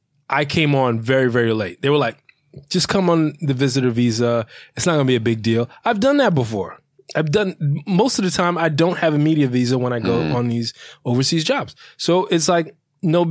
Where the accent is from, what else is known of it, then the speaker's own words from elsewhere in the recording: New York, United States; I grew up in New York